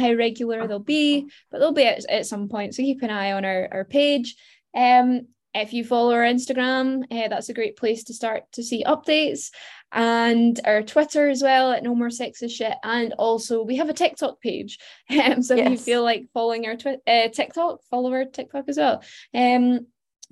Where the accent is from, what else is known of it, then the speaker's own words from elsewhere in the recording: Glasgow, Scotland, United Kingdom; moved away as an adult; now in England; I don't live in Glasgow anymore. I live in England. I'm constantly feeling really self-conscious of my accent.